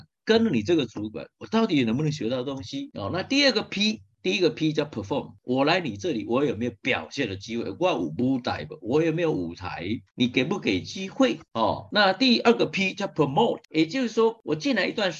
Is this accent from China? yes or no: no; Taiwan; 像基本上日本也好，或者我们台湾人也好，我们都是属于勤奋的工作者